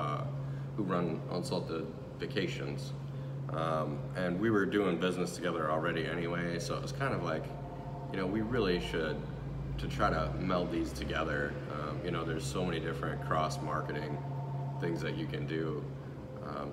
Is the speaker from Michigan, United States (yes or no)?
yes; Lake Orion, Michigan, United States; moved away as an adult; also born or lived in Royal Oak, Michigan; now in Manistee, United States; I moved here from Royal Oak, originally from Lake Orion, Michigan, still, so Detroit area